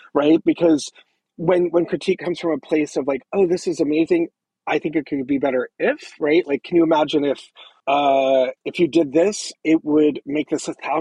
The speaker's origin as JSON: {"language": "English", "region": "Southern California", "country": "United States", "tie": "born or raised there", "also_born_or_lived": "Orange County", "moved": "yes", "said": "I grew up in Southern California, but I went to high school in Orange County"}